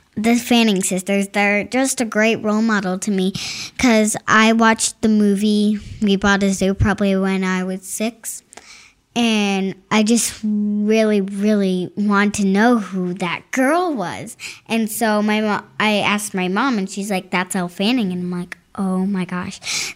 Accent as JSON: {"language": "English", "town": "Winter Springs", "region": "Florida", "country": "United States", "said": "I'm from Florida"}